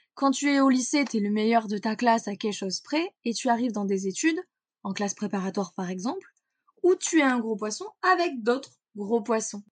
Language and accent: French; Corrèze, Nouvelle-Aquitaine, France; Je suis née en Corrèze, petit euh, petit département à peu près vers le centre de la France. J'y ai grandi